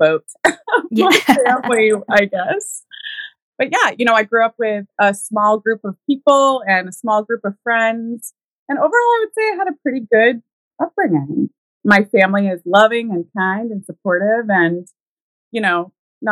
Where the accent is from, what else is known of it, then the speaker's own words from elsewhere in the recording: Pittsfield, New Hampshire, United States; I grew up in a tiny town in New Hampshire called Pittsfield